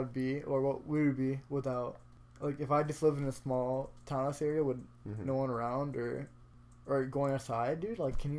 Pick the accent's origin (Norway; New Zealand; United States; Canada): Canada; I'm a Canadian, but also as a Pakistani as well